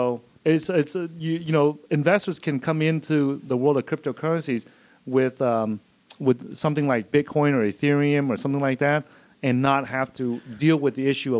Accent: Austin, Texas, United States; we come from Austin, Texas

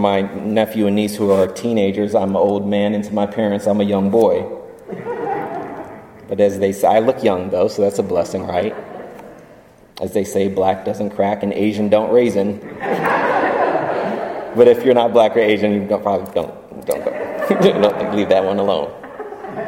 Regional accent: Germany; moved away; As a child growing up in Germany

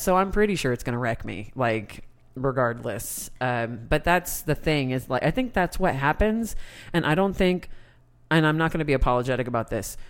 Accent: United States; my being an American

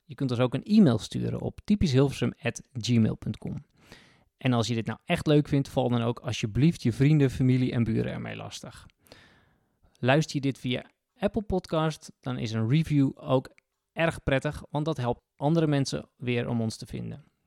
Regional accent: Kop van Noord-Holland, North Holland, Netherlands; ik kom uit de kop van Noord-Holland, dus hadden ook een grote tuin achter, gewoon boerenland

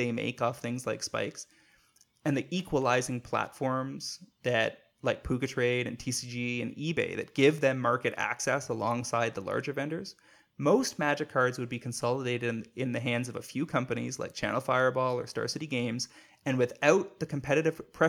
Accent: Canada; I'm a Canadian

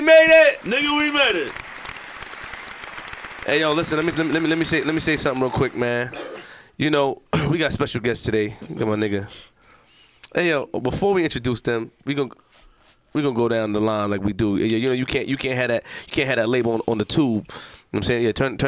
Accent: Queens, New York, United States; But, you know, I hear you. I'm from Queens, though.

